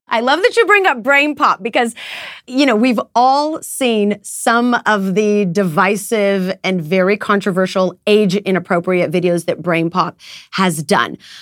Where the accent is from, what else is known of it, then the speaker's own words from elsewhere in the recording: United States; as an American mom